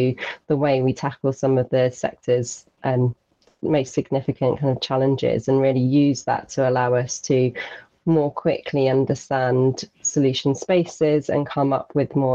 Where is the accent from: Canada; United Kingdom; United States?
United Kingdom; Isles of Scilly, South West England; I grew up on the Isles of Scilly